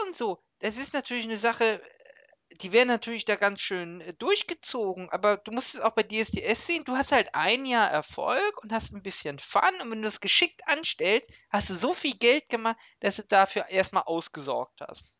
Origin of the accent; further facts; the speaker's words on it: Germany; als Deutscher